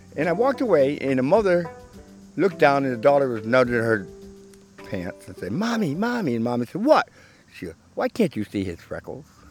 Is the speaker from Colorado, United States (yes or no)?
no; New Jersey, United States; now in Ithaca, United States; I'm from Newton, New Jersey. We moved here in 1969